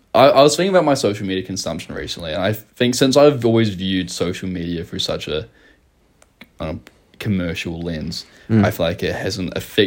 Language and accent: English; Taranaki, New Zealand; 11's when I moved from South Taranaki to North Taranaki.